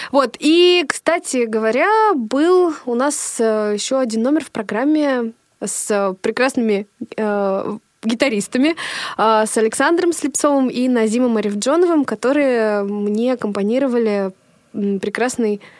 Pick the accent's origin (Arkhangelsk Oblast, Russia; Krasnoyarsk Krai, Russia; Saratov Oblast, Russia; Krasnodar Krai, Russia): Arkhangelsk Oblast, Russia; Novodvinsk; В, в детстве у меня э, на родине, на моей малой родине в городе Новодвинск, Архангельской области были сольные программы.